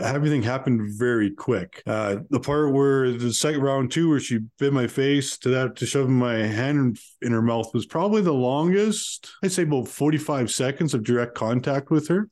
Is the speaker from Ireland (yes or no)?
no; Calgary, Alberta, Canada; I grew up in uh, Calgary, Alberta